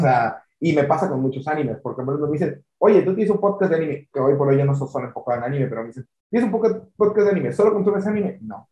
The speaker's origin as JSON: {"language": "Spanish", "region": "Yucatán", "country": "Mexico", "said": "yo soy de Yucatán, eh, eh, yo estoy aquí eh, en, este estado"}